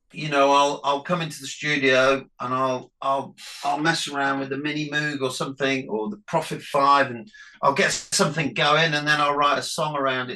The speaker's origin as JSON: {"language": "English", "town": "Nottingham", "region": "East Midlands", "country": "United Kingdom", "said": "because we're from Nottingham, we used to go and play in Leicester at the Charlotte a lot"}